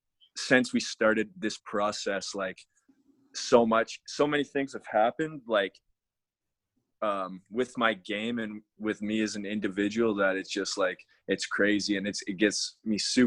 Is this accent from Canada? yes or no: yes; Alberta, Canada; I'm from Alberta, Canada.